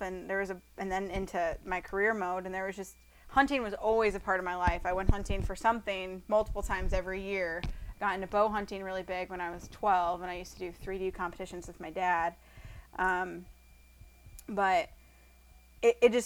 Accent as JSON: {"language": "English", "region": "Iowa", "country": "United States", "tie": "born or raised there", "said": "growing up in Iowa, with the family I did"}